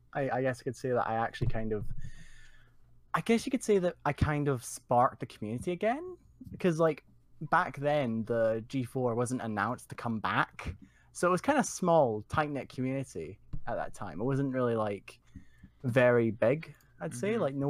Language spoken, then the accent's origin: English; Scotland, United Kingdom; because obviously I'm not actually from America. Mm-hmm. I'm from Scotland